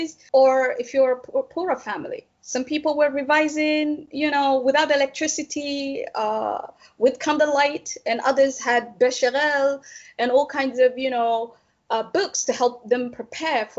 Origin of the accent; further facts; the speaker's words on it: Djibouti; I grew up in Djibouti